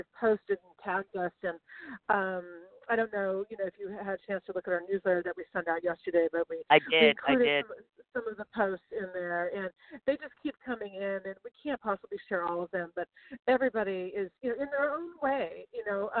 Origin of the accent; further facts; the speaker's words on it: Sacramento, California, United States; I grew up in Sacramento